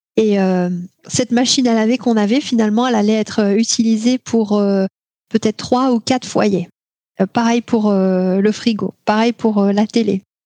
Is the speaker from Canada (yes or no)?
no; Tours, Centre-Val de Loire, France; moved away; also born or lived in Alaska; là où j'ai grandi à Tours